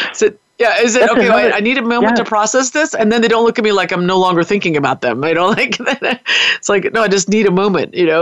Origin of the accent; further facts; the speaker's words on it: United States; moved away; also born or lived in New Zealand; I'm an American